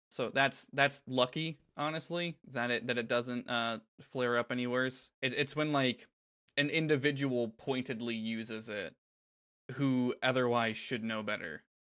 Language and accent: English; Florida, United States; growing up in Florida